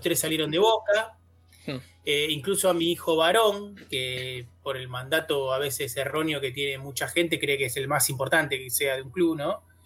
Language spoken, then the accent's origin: Spanish; Avellaneda, Buenos Aires Province, Argentina; somos de Avellaneda